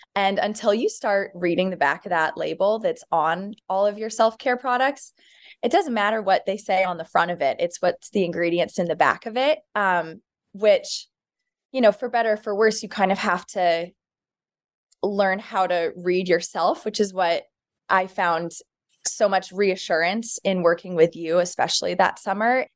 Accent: Dallas, Texas, United States; moved away as an adult; also born or lived in Clemson, South Carolina; now in New York City, United States; I'm originally from Dallas, Texas

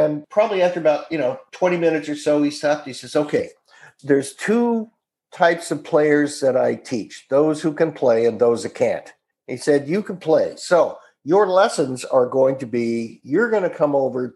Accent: Orange County, Southern California, United States; also born or lived in Salem, Oregon; I grew up in Southern California

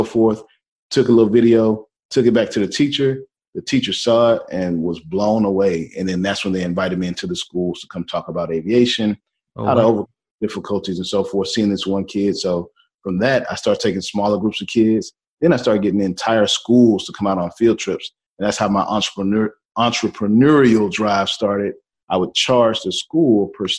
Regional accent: Houston, Texas, United States; moved away as an adult; also born or lived in Seattle, Washington; I'm from Houston, Texas, originally, born and raised, absolutely love my city

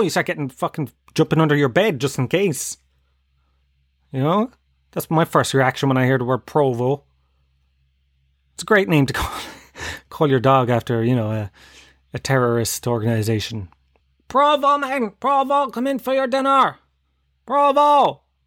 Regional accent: Tralee, Munster, Ireland; moved away; I come from Tralee

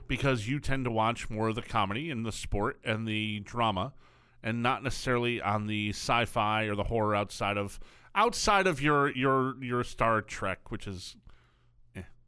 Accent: Connecticut, United States

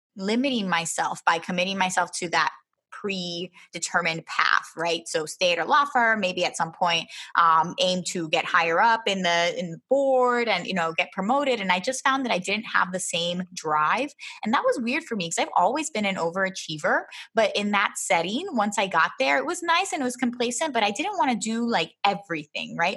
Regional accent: Philadelphia, Pennsylvania, United States; moved away as an adult; also born or lived in Miami / Baltimore / Florida; now in Humacao, Puerto Rico; I was born here, but I grew up in Philadelphia

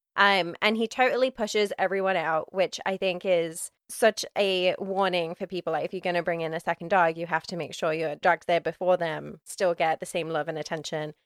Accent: United Kingdom; as a British person

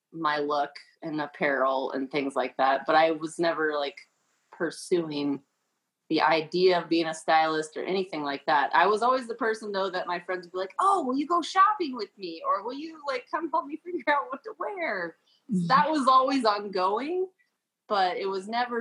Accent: Colorado, United States; I came from Colorado

